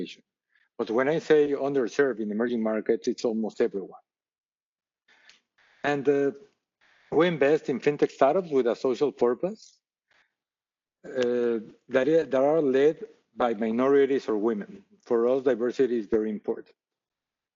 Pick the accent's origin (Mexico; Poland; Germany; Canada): Mexico; Mexico City; moved away as an adult; now in United States; I'm originally from Mexico City. I was raised in Mexico City